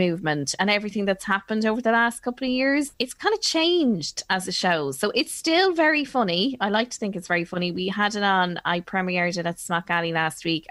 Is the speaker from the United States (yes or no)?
no; Ireland; we are Irish